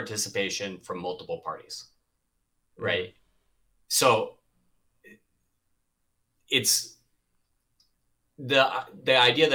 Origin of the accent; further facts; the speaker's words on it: Boston, Massachusetts, United States; moved away as an adult; also born or lived in Atlanta / Miami; I grew up in the Boston area.